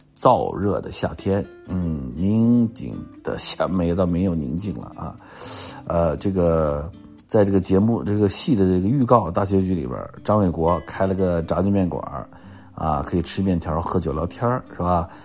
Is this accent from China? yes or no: yes; Nanchang, Jiangxi, China; 这个我是在南昌出生的啊，因为我小的时候文化大革命的时候，我，我爸爸在江西省化工作，所以我就出生在南昌